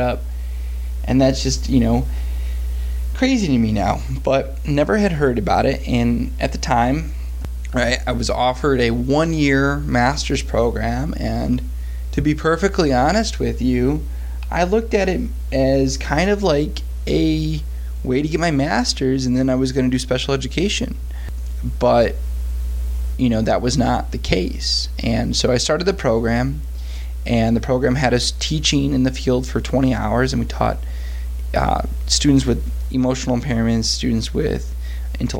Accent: Detroit, Michigan, United States; I'm from Detroit, Michigan, and I grew up pretty impoverished. I grew up in a trailer park with a single mother until I was 10 years

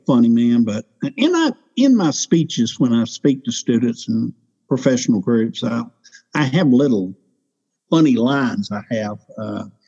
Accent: Louisiana, United States; I'm from Louisiana.

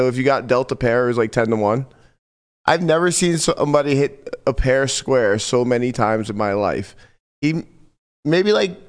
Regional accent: Long Island, New York, United States; I'm from Long Island.

